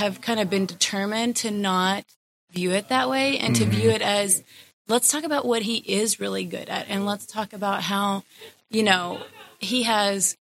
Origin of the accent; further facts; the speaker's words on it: Fort Worth, Texas, United States; I am from Fort Worth, Texas. And I've lived there all my life